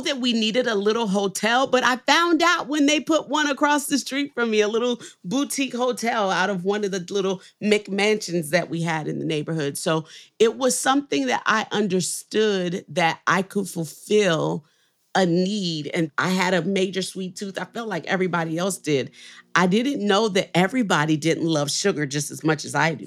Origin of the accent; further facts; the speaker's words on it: New Orleans, Louisiana, United States; now in Nashville, United States; I'm from New Orleans